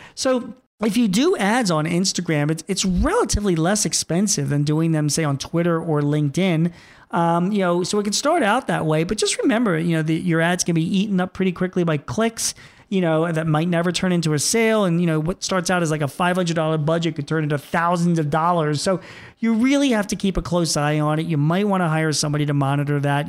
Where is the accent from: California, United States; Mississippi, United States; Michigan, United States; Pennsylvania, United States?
Pennsylvania, United States; Philadelphia; my hometown of Philadelphia